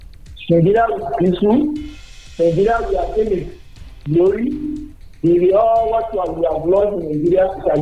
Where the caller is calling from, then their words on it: Malawi; I'm calling from Malawi.